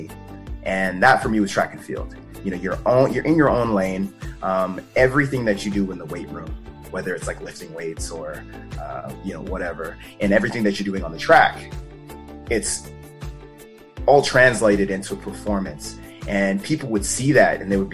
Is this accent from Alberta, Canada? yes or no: yes; Calgary, Alberta, Canada; I was born and raised in Calgary, Alberta